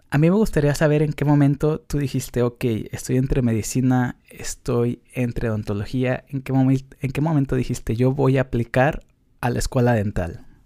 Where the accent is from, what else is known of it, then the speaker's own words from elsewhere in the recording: Mexico; now in United States; para los que somos de México pero no estamos en México